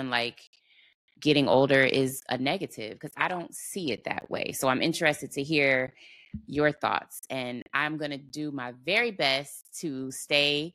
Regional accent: Cleveland, Ohio, United States; moved away as an adult; now in Dallas, United States; we're both from Ohio, Cleveland, Ohio

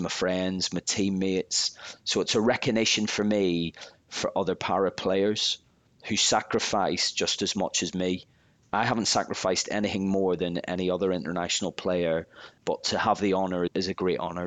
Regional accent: Belfast, Northern Ireland, United Kingdom; I was just a young lad growing up in Belfast from a rough area

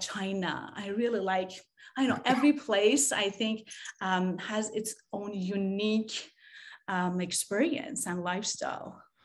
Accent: Tehran, Tehran Province, Iran; now in San Diego, United States; I grew up in Tehran, Iran

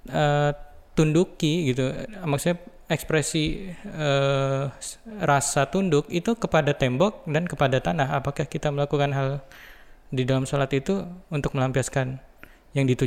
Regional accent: Cikarang, West Java, Indonesia; bagaimana uh, kehidupan di asal daerah saya ya di Cikarang

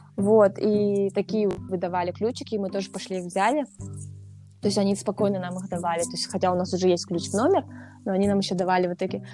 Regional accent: Russia; я из России

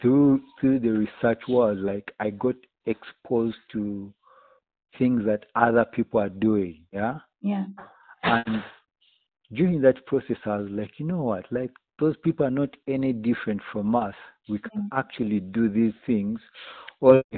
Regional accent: Uganda; Born and raised in Uganda. I've been fortunate to live in most parts of Uganda, but actually never been to Northern Uganda. Yet I'm a Luba by tribe

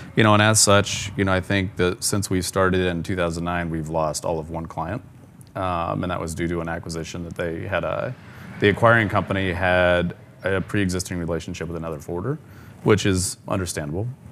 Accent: Ogallala, Nebraska, United States; moved away as an adult; now in Atlanta, United States; I grew up in a similar sized town of Ogallala, Nebraska

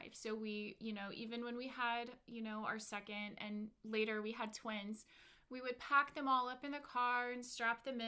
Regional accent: North Carolina, United States; also born or lived in Nashville, Tennessee / Georgia / Virginia; now in California, United States; I am from the South, North Carolina, born in Nashville, Tennessee

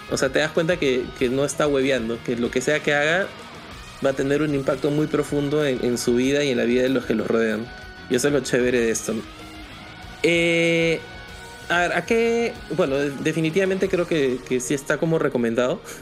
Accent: Peru; nosotros como peruanos

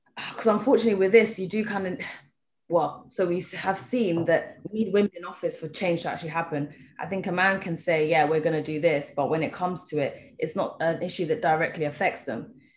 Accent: Kenya; being Kenyan and living here

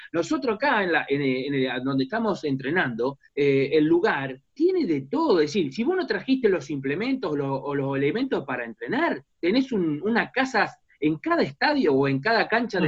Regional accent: Argentina; nuestra realidad como argentino, como sudamericano

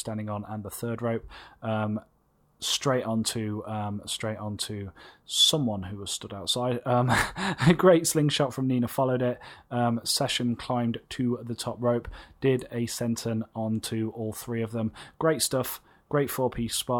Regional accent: England, United Kingdom; as English people

